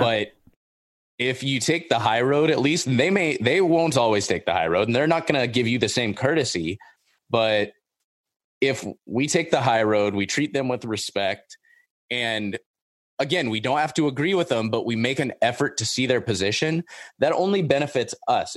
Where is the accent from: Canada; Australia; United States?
United States; Orange County, Southern California; I grew up in Orange County. I grew up in, like, the suburbs